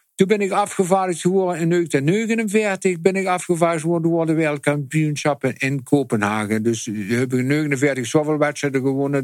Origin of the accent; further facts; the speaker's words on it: Netherlands; als Hollander